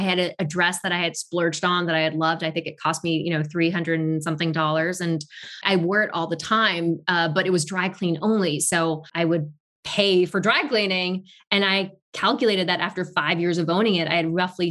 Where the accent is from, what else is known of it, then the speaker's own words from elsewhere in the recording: Tokyo, Japan; moved away; also born or lived in Paris, France / New York, United States; I was not born in Tokyo, but raised in Tokyo.